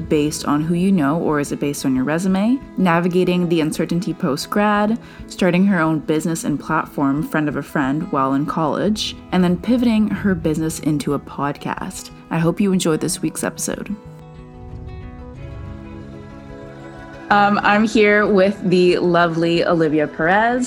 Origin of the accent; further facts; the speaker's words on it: Canada; I'm from Canada, and I was in a business program, and we have these co-ops